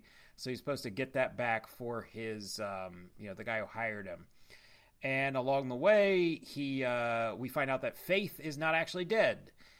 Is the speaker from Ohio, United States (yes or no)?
yes; Ohio, United States; I'm from Ohio